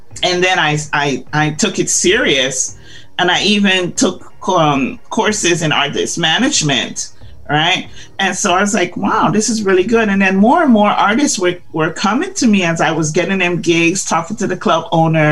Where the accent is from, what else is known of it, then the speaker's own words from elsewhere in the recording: Chicago, Illinois, United States; also born or lived in Guyana; I grew up in Chicago